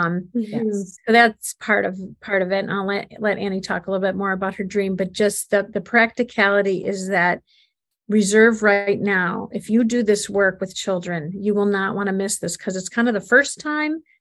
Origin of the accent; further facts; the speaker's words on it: Buffalo, New York, United States; we're from Buffalo